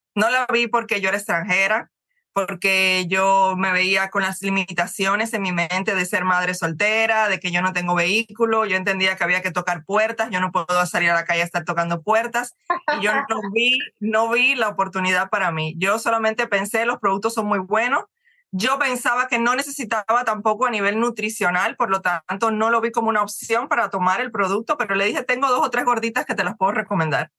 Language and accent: Spanish; Cuba; moved away as an adult; also born or lived in Ecuador / Dominican Republic; now in Miami, United States; yo soy cubana, tengo ya más de 20 años, 22 años que me fui de mi país prácticamente tengo ya más, más vida fuera que, dentro